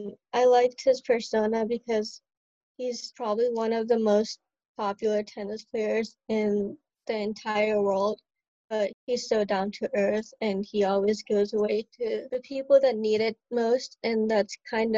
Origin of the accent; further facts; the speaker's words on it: Omaha, Nebraska, United States; moved away as an adult; also born or lived in India / Michigan; now in Chicago, United States; the longest state that I've lived is like in Nebraska